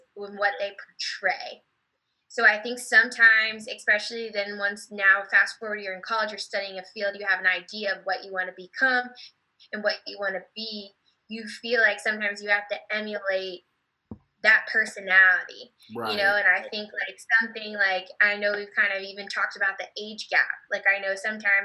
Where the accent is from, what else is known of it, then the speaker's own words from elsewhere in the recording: New Jersey, United States; moved away as an adult; now in Texas, United States; now I've been living in Texas for 3 years and I'm from New Jersey.